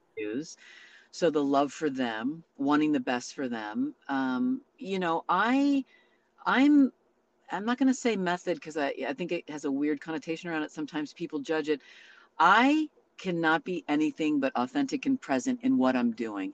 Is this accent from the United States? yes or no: yes; Santa Rosa, California, United States; moved away as an adult; I grew up in a small town up there. Now it's quite large, Santa Rosa